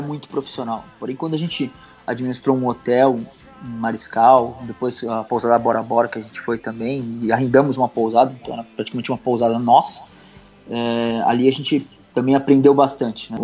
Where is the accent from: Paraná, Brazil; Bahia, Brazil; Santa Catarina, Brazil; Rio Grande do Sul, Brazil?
Santa Catarina, Brazil; Bombinhas; also born or lived in Guarujá, São Paulo / Itajaí; Desde que eu saí do Guarujá, lá no litoral de São Paulo, que eu vim morar aqui em Santa Catarina com meus pais, no litoral aqui em Bombinhas